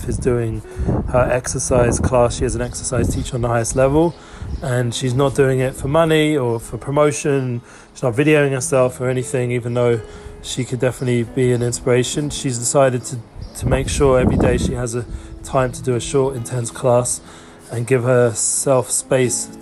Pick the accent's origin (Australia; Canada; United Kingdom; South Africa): United Kingdom; England; also born or lived in Harrow; now in Israel; my background growing up in England